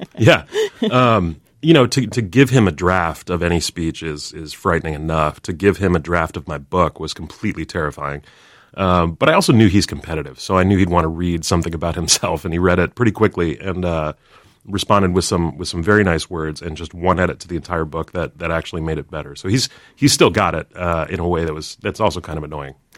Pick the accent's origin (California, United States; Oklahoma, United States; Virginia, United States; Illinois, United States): Illinois, United States; Chicago; Barack Obama and I have in common, uh, we're both from Chicago